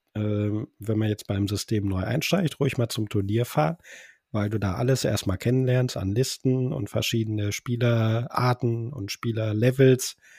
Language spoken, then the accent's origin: German; Bochum, North Rhine-Westphalia, Germany; ich komme aus Bochum